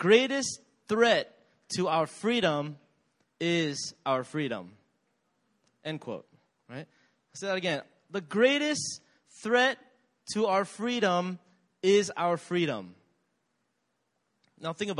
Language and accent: English; United States; I grew up in America